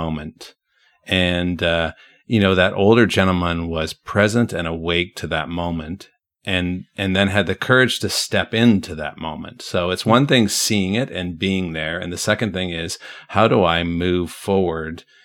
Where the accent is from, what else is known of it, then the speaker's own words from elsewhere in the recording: Brantford, Ontario, Canada; moved away; My hometown is there